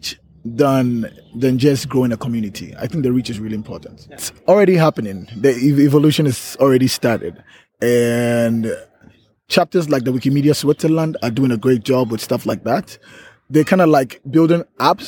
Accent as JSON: {"language": "English", "country": "Ghana", "said": "I'm from Ghana"}